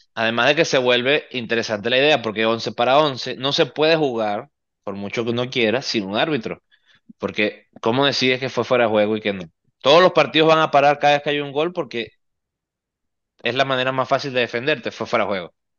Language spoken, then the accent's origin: Spanish; Venezuela; now in Miami, United States; somos venezolanos